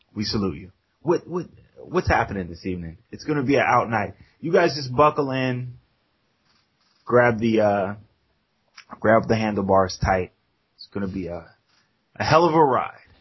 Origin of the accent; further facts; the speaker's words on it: United States; we're American